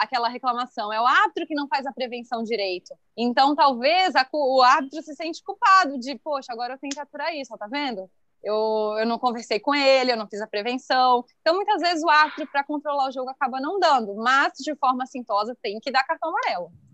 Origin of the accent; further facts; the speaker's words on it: Criciúma, Santa Catarina, Brazil; moved away; eu morava em Criciúma